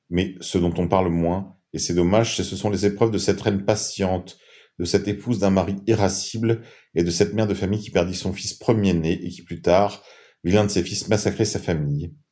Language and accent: French; France; Souvenez-vous que c'est grâce à elle que nous sommes chrétiens et probablement aussi grâce à elle que nous sommes français.